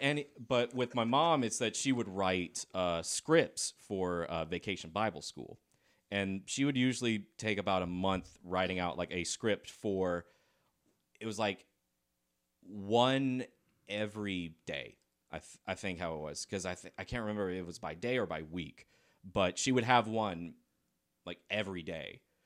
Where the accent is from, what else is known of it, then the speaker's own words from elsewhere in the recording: Lexington, South Carolina, United States; also born or lived in Decatur, Georgia; I grew up in Lexington, South Carolina